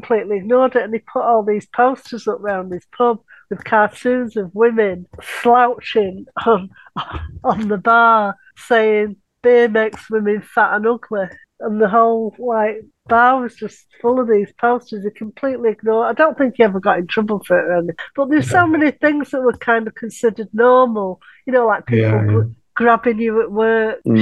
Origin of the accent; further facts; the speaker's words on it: Manchester, North West England, United Kingdom; that was where I grew up in Collier